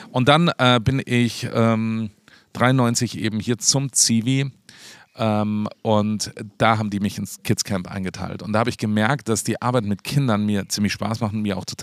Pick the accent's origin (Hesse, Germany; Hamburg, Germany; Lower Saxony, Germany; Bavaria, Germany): Bavaria, Germany; Peißenberg; also born or lived in Starnberg; hier in der Nähe aufgewachsen, in Peißenberg, kennt keine Sau, Peißenberg. Hohenpeißenberg für alle Meteorologen, die kennen den noch